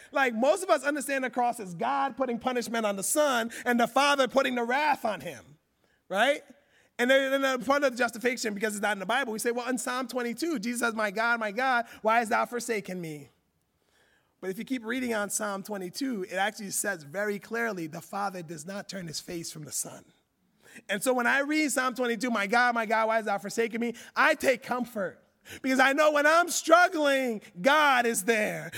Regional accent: United States; me growing up in America

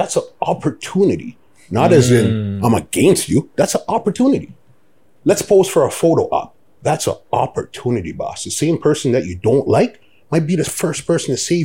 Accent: Toronto, Ontario, Canada; also born or lived in Scarborough / East York; originally from Scarborough, well, East York. Mm. First, we was born downtown Toronto. We lived Blake Street until I was 12. Mm. And then we went to Scarborough when I was, 12, 13. And from been in Scarborough forever.

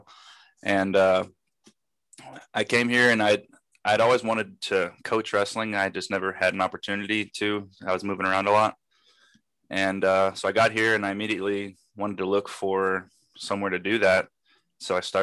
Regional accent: Dublin, Ohio, United States; moved away as an adult; also born or lived in Cleveland, Ohio; now in Tupelo, United States; I am from Dublin, Ohio. I wrestled there when I was 6 years old through middle school, high school

